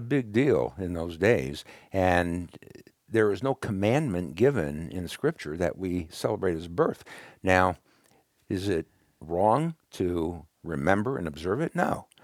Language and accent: English; Brooklyn, New York, United States; moved away; also born or lived in California; when I was a kid growing up in Brooklyn